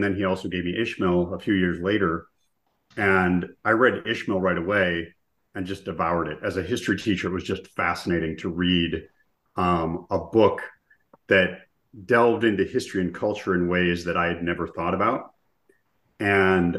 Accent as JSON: {"language": "English", "region": "Minnesota", "country": "United States", "tie": "born or raised there", "said": "I grew up in Minnesota"}